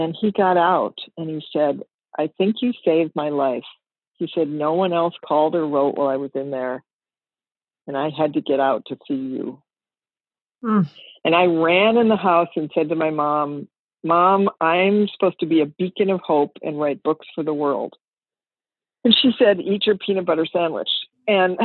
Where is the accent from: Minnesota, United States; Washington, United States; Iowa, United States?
Minnesota, United States; Minneapolis; I grew up in Minneapolis, Minnesota, in a wonderful family.